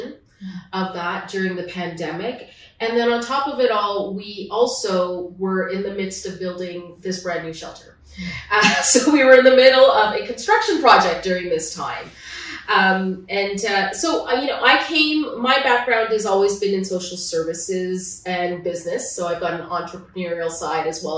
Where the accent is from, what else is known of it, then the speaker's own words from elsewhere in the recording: Ottawa, Ontario, Canada; also born or lived in Manitoba; now in Toronto, Canada; I was born in Ottawa and part of Ontario, and I'm back in Ontario now.